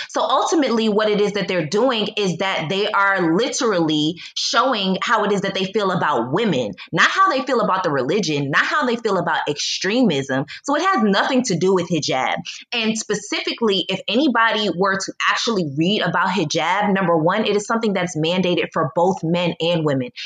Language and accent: English; United States; moved away as an adult; also born or lived in Poland / China / Egypt; now in Mexico; I am a Black American, I still am an American